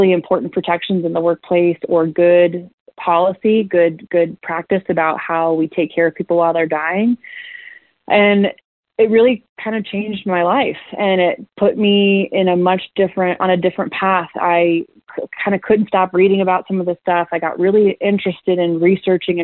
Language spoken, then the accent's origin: English; Akron, Ohio, United States; I wanted to come back home to Akron, and came back home